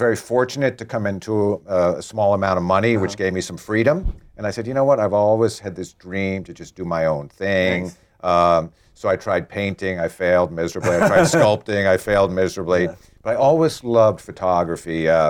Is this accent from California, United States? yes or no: no; New York City, New York, United States; I grew up in New York City. I've spent my whole life in New York. I grew up on 65th Street. I now live on 75th Street.